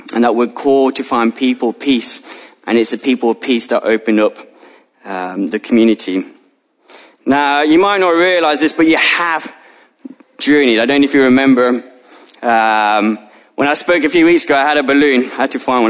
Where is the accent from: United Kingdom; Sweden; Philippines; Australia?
United Kingdom; ethnically I'm a, a British, white British follower of Jesus